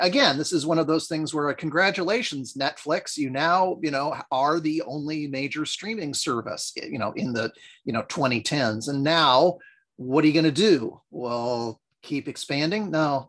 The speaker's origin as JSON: {"language": "English", "country": "United States", "said": "As an American"}